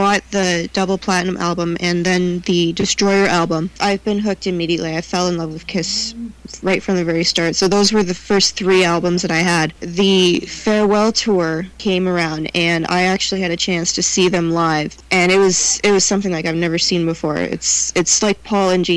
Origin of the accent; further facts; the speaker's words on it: Canada; I'm from Canada